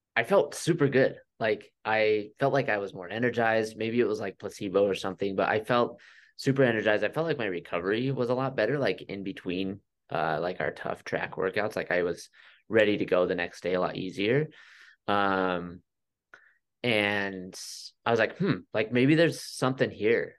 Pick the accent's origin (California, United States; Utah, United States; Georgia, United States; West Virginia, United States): Utah, United States; also born or lived in Flagstaff, Arizona; last July we moved back to Utah. We're both from Utah